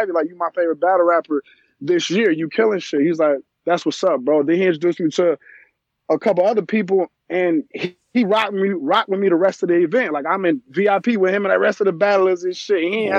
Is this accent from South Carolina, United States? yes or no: no; Chicago, Illinois, United States; I'm from Chirac, bro.